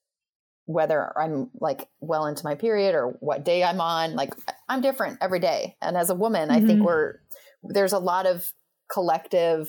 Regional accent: Western United States, United States; where we were raised in the Western United States

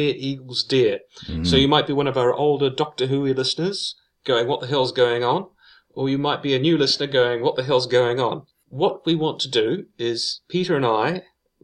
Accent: New Zealand; we're not American, we're New Zealanders.

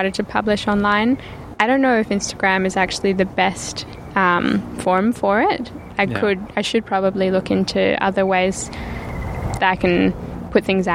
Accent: Perth, Western Australia, Australia; also born or lived in London; I grew up in Perth, though.

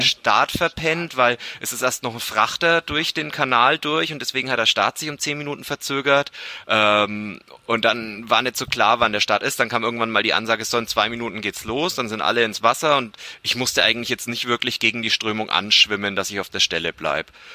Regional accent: Bamberg, Bavaria, Germany; ich komme aus Bamberg

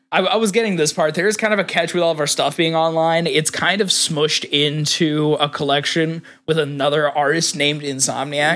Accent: United States; I grew up in, I grew up in Hick Town, U S A.

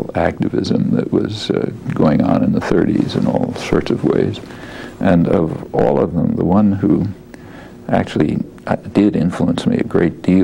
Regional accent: Philadelphia, Pennsylvania, United States; moved away as an adult; now in Boston, United States; I was born in Philadelphia, 1928, stayed there till I went through undergraduate school, University of Pennsylvania

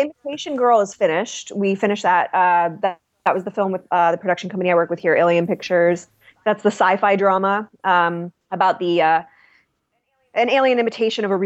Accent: Ohio, United States; we're all from Ohio. We've known each other since we were knee high to a pig's eye

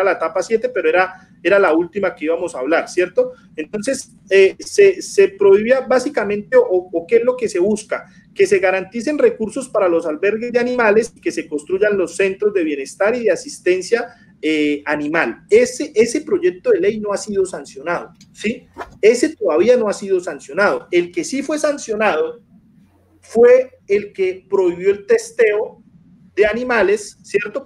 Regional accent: Bucaramanga, Santander, Colombia; now in Piedecuesta, Colombia; yo, soy de Bucaramanga, pero vivo en pie de cuesta, que es el área metropolitana de Bucaramanga

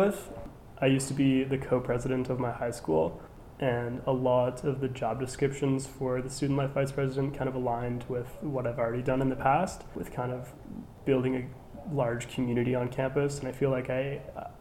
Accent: Halifax, Nova Scotia, Canada; born and raised in Halifax, I came to King's in 2014-15

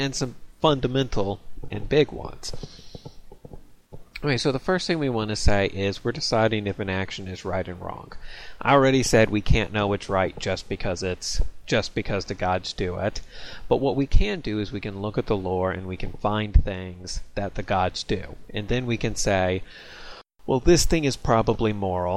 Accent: United States; I'm an American

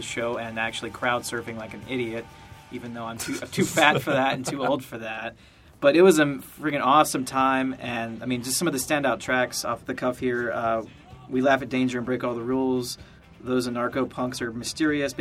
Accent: Georgia, United States; growing up in Georgia

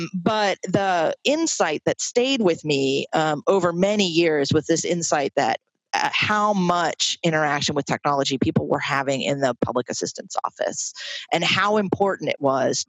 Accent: Troy, United States; specifically in this community of folks who live in a residential YWCA in my hometown in Troy.

